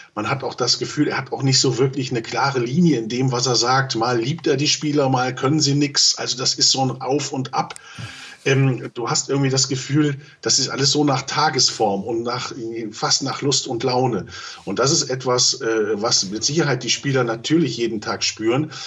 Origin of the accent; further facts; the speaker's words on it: Germany; wir dürfen auch eins als Deutsche nicht vergessen